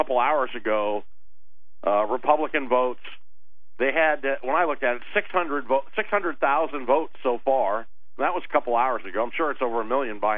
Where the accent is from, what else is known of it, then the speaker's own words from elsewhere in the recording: Arizona, United States; also born or lived in Spokane, Washington; I grew up in Arizona